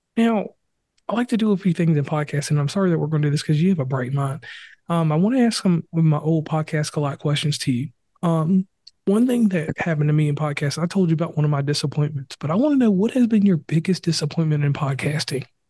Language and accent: English; West Virginia, United States; my home state